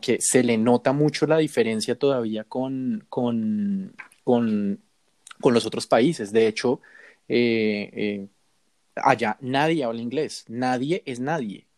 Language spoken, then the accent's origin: Spanish; Bogotá, Colombia; nos encontramos con otra bogotana que estaba feliz de escuchar nuestro acento